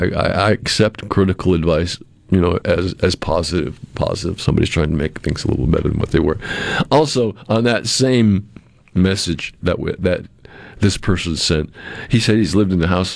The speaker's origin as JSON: {"language": "English", "town": "Cape Cod", "region": "Massachusetts", "country": "United States", "tie": "born or raised there", "said": "I'm from Cape Cod. I grew up in New England."}